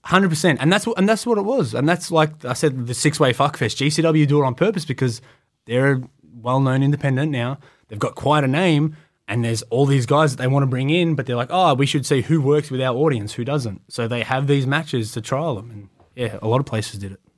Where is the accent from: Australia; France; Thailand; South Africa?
Australia; I'm from Australia.